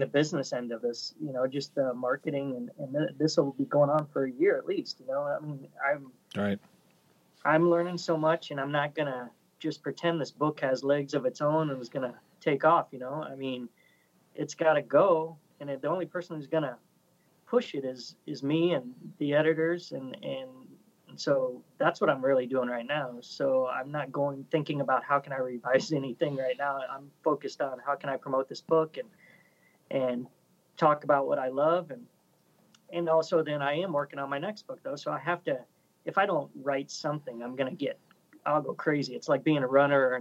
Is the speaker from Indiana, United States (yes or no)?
no; Omaha, Nebraska, United States; I grew up in Omaha in the 80s.